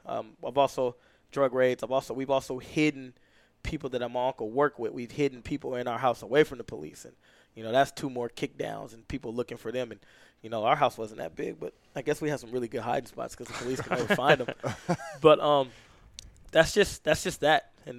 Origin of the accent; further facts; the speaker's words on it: California, United States; So, single parent home, you know, me and my brothers, my mom and my grandma, and my uncle, and I, all in one house.